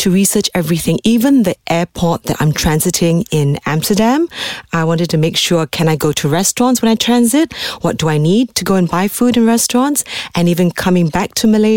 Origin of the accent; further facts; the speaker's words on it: London, United Kingdom; moved away; when I was younger growing up in London